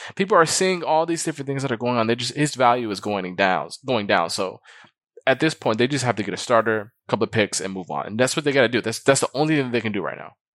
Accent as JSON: {"language": "English", "town": "Milwaukee", "region": "Wisconsin", "country": "United States", "said": "I'm from Milwaukee"}